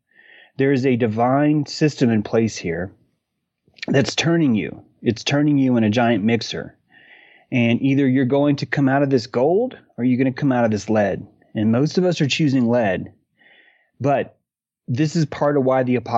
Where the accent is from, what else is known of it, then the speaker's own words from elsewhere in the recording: North Carolina, United States; I'm a natural born human that happens to be in a place that these people call North Carolina